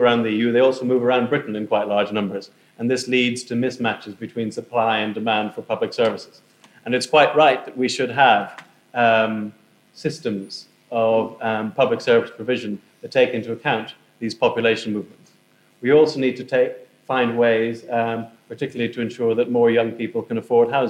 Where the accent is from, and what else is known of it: Ireland; moved away as an adult; now in United Kingdom